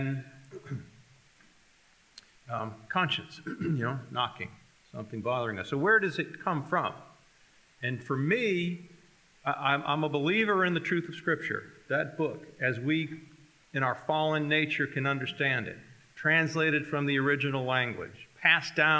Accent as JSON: {"language": "English", "town": "Taunton", "region": "Massachusetts", "country": "United States", "tie": "born or raised there", "also_born_or_lived": "Charleston, South Carolina", "moved": "as an adult", "lives_now": "South Carolina, United States", "said": "Had never lived outside of my hometown of Taunton, Massachusetts"}